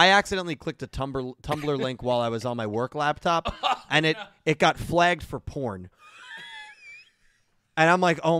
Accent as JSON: {"language": "English", "country": "United States", "said": "Well, I am an American."}